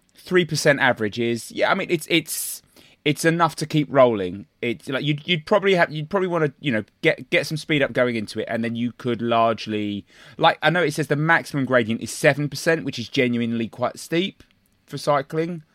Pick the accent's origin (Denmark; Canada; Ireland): Ireland; Speaking as an Irishman